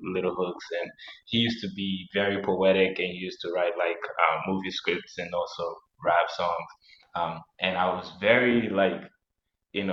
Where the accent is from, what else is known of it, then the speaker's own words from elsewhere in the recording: Nyagatare District, Eastern Province, Rwanda; also born or lived in Kigali, Rwanda; I was born in Rwanda, but I was born in Kigali, but then I was raised in the rural area of Rwanda, a place called Tara. So right now I think it's called, it's in the Nyagatare district